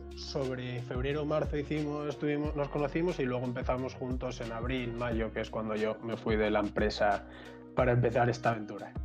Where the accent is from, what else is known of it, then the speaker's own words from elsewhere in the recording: Asturias, Spain; moved away as an adult; also born or lived in Madrid; yo soy de Asturias y me fui a Madrid